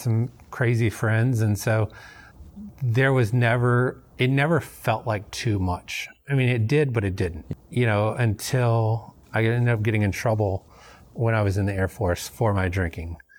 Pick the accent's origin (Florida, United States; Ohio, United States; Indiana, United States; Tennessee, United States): Tennessee, United States; Memphis; moved away as an adult; also born or lived in North Dakota; now in Houston, United States; I, I grew up in Tennessee, um, in Memphis